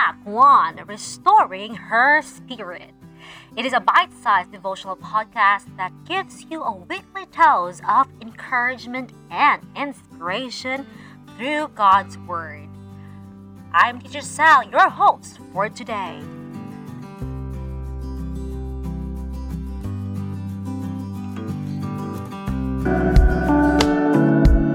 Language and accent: English; Cebu, Central Visayas, Philippines; moved away as an adult; Yes, I grew up there in the Philippines. I'm from Cebu